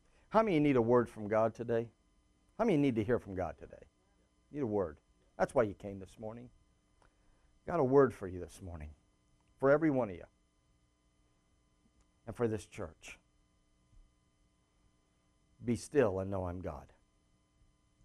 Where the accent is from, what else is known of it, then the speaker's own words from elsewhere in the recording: Phoenix, Arizona, United States; moved away; also born or lived in Bermuda / Michigan / California; I grew up in Phoenix, Arizona, so I'm a desert rat.